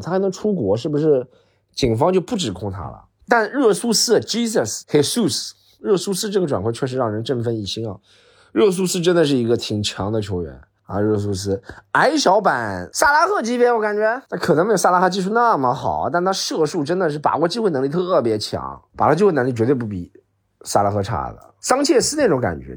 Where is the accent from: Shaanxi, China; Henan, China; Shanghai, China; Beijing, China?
Shanghai, China; 我出生在杨浦区的朋户区里